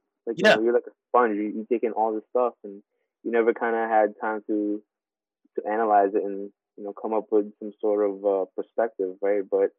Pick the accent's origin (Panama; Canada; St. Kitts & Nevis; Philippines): Philippines; now in United States; even I grew up in the Philippines, like, learning about, you know, Filipino culture, Filipino history.